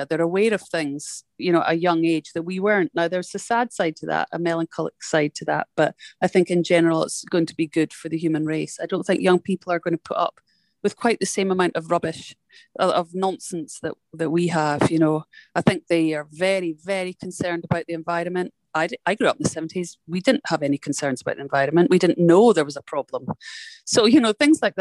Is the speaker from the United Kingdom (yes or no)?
yes; Scotland, United Kingdom; now in United States; I'm a Scottish person living in America.